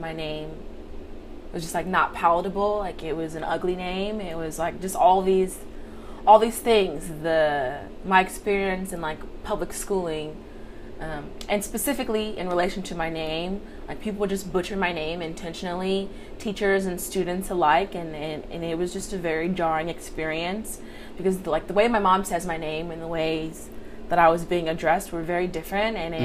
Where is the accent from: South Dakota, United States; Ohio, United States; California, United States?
California, United States; San Diego; moved away as an adult; now in Sacramento, United States; I'm originally from Southeast San Diego